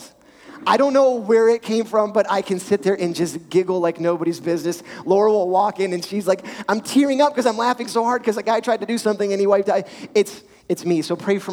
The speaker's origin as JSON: {"language": "English", "town": "Richmond", "region": "Virginia", "country": "United States", "tie": "born or raised there", "said": "Growing up in Richmond, we had a farm, dirt bikes, four-wheelers."}